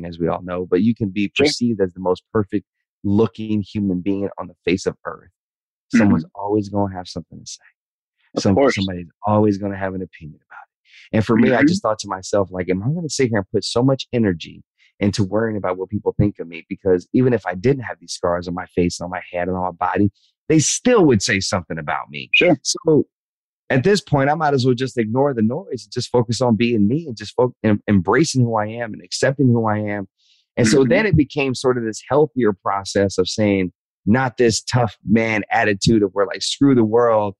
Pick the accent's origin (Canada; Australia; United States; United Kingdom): United States; the South; growing up in the South